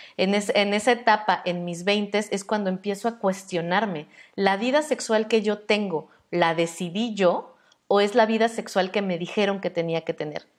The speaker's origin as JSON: {"language": "Spanish", "country": "Mexico", "said": "Nosotras, las mujeres mexicanas, por más blancas que seamos en nuestro contexto"}